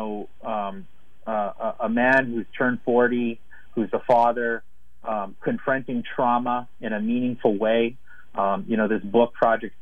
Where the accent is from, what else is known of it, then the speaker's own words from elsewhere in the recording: Winnipeg, Manitoba, Canada; It's got the highest urban population of Native people here in my hometown where I'm speaking to you from